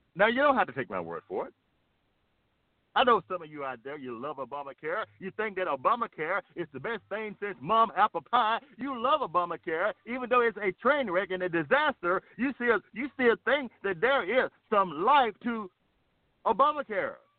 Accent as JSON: {"language": "English", "country": "United States", "said": "America is my homeland, it's my home"}